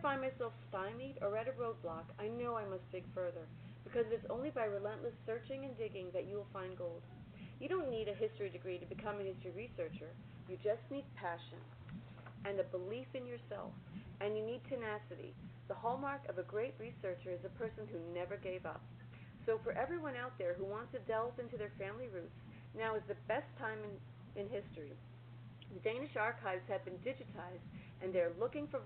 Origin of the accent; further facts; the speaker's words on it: U.S. Virgin Islands; now in Brooklyn, New York, United States; Growing up in St. Thomas, I was intrigued by the lessons of Mrs. Brady